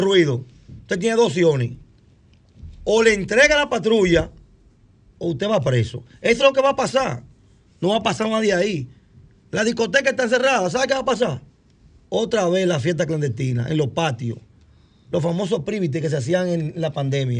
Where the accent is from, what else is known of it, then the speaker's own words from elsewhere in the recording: Cotuí, Sánchez Ramírez, Dominican Republic; Yo soy de Cotuí.